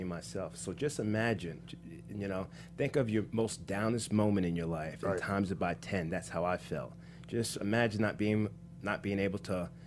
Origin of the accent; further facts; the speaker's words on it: Dirty Jersey, New Jersey, United States; Born and raised in Dirty, New Jersey